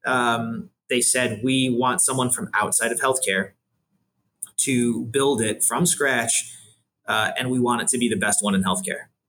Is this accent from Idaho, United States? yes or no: no; Buffalo, New York, United States; moved away as an adult; also born or lived in Washington, D.C.; now in Cleveland, United States; I grew up in Buffalo, New York.